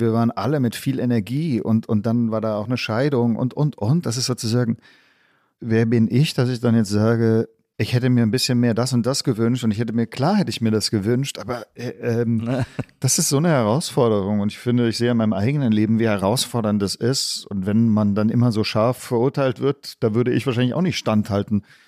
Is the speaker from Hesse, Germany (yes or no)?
no; Stuttgart, Baden-Württemberg, Germany; moved away; also born or lived in Tübingen / Berlin; deswegen bin ich in Stuttgart aufgewachsen.